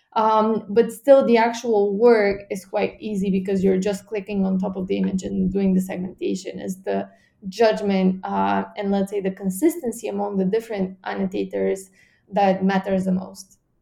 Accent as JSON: {"language": "English", "country": "Bulgaria", "said": "my home country, Bulgaria"}